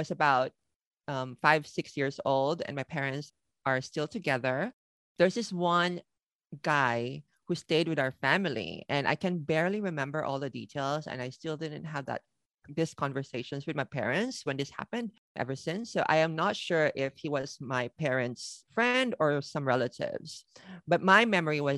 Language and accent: English; Philippines; moved away as an adult; also born or lived in Manila, Philippines; now in Tokyo, Japan; I was born and raised in the Philippines